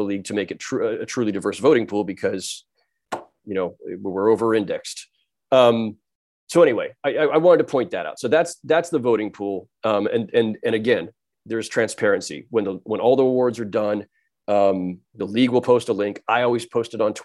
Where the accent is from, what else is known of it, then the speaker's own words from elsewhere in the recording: San Jose, California, United States; I grew up in San Jose, California.